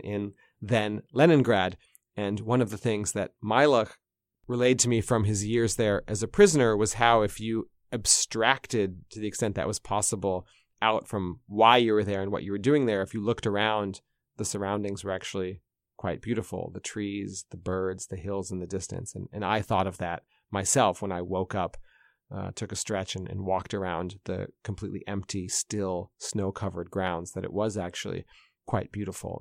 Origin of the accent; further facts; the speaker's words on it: United States; now in Moscow, Russia; As a American journalist in Russia